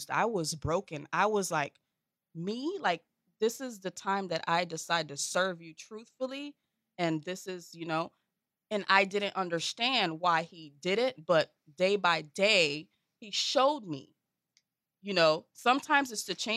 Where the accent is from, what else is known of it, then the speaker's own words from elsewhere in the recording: Lake Worth, Florida, United States; I'm from Lake Worth